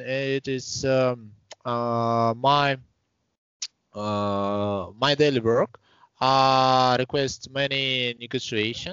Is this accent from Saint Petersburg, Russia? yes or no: yes; Saint Petersburg, Russia; also born or lived in Estonia; I was born in Estonia. It is near to Russian border country, and in 1995 maybe me with my family relocated to Russia. I was born in 1993. After passing 2 years, we relocated to Russia, to St. Petersburg, and now I live here. Here I graduated from the primary school